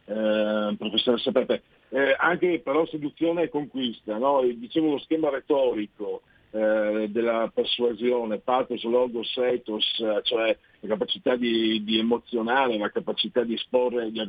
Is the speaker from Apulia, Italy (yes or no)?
no; Friuli-Venezia Giulia, Italy; evidentemente io vengo da Friuli, e c'erano le leggende anche di, di donne pesce, no?